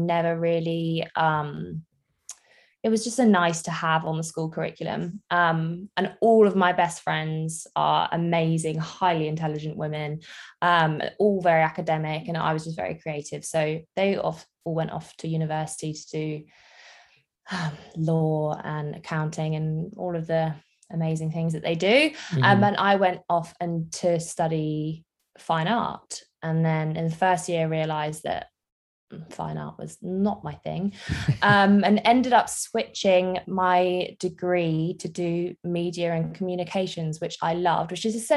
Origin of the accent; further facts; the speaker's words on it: Jersey; I am from Jersey in the Channel Islands